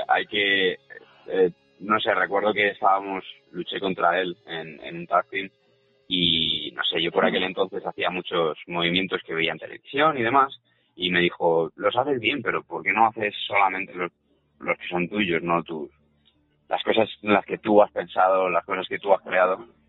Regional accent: Spain; siendo español

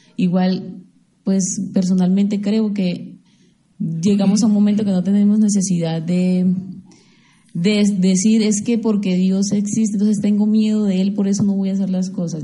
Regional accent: Mompox, Bolívar, Colombia; moved away; en Monpós, mi tierra

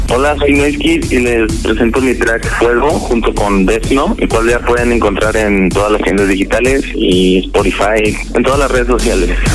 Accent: Nuevo Laredo, Tamaulipas, Mexico; yo soy de Nuevo Laredo, Tamaulipas, norte

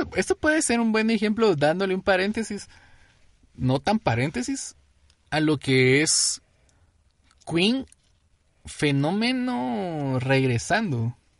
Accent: Guatemala City, Guatemala Department, Guatemala; somos guatemaltecos, somos chapines

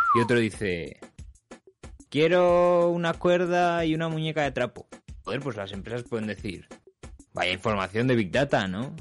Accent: Spain; moved away

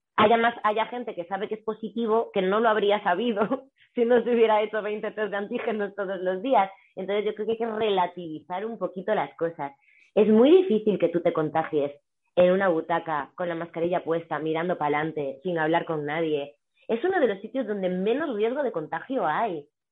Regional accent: Galicia, Spain; also born or lived in Vigo; now in Madrid, Spain; yo que soy gallega

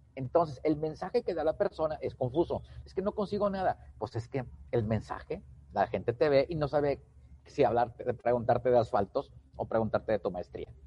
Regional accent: Tamaulipas, Mexico; also born or lived in Pachuca, Hidalgo; now in Nuevo León, Mexico; soy de Tamaulipas, vivo en el estado de Nuevo León desde hace mucho tiempo

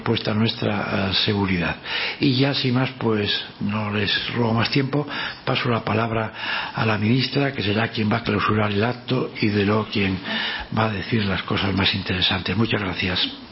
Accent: Spain; como español siempre he sentido pues un gran orgullo

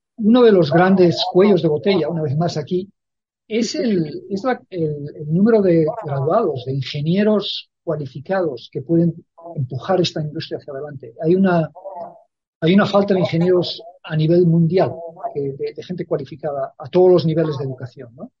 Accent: Spain; moved away; yo llevo viviendo ya muchísimos años fuera de España y entonces sé la, sonrisa que trae a los labios eh, a la gente cuando les digo que soy español

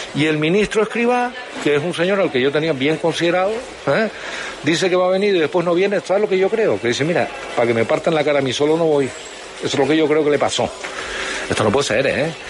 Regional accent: Canary Islands, Spain

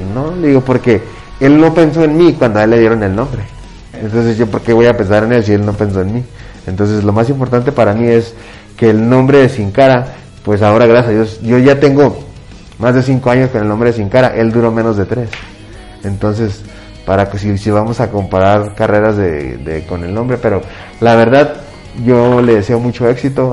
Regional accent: Ciudad Juárez, Chihuahua, Mexico; also born or lived in El Paso, Texas; me siento muy orgulloso de ser de la frontera de Juárez del Paso

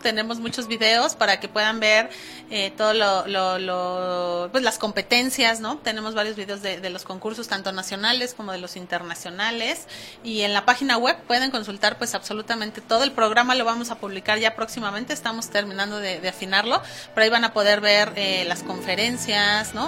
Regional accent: Mexico; como, como mexicana

